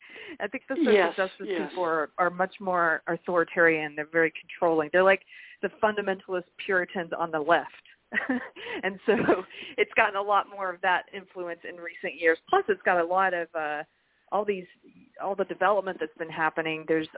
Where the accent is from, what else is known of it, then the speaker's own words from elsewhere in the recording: Chesney, South Carolina, United States; also born or lived in Los Angeles / Austin, Texas; now in Texas, United States; Yeah, I'm originally from South Carolina, near a little tiny town, but near Spartanburg, if you're familiar with that area, Spartanburg.